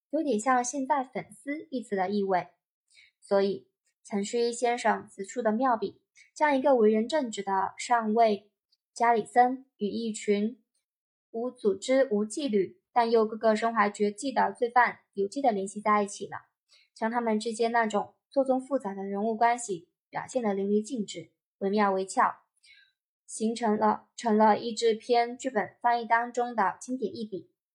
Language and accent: Chinese; Beijing, China; 因为我从小生活在北京